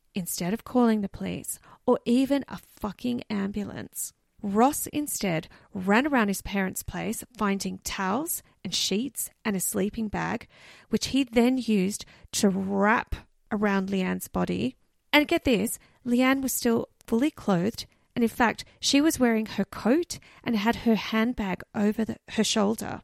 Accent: Canberra, Australian Capital Territory, Australia; my hometown, Canberra.

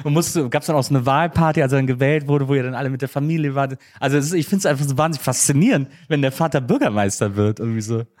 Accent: Wesseling, North Rhine-Westphalia, Germany; ich komm aus Wesseling, das ist zwischen Köln und Bonn, eine kleine Stadt

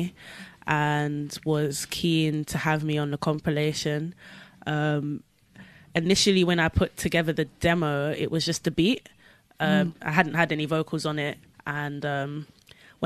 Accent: London, United Kingdom; I'm from Southwest London

